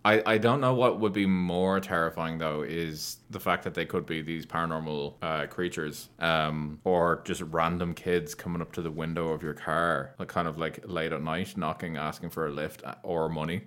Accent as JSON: {"language": "English", "country": "Ireland"}